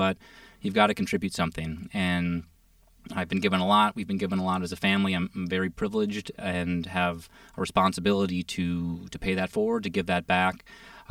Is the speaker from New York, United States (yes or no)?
no; Minneapolis, Minnesota, United States; also born or lived in San Francisco; growing up in Minnesota